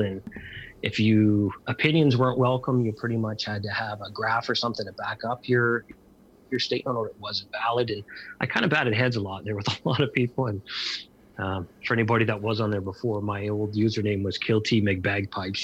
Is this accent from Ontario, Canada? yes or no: yes; Lucan, Ontario, Canada; I grew up in Lucan, which is just outside of London